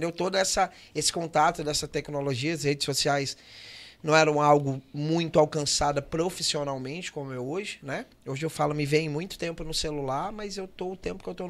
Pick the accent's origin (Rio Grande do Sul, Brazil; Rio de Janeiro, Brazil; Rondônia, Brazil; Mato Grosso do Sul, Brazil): Rondônia, Brazil; Porto Velho; Eu sou de Porto Velho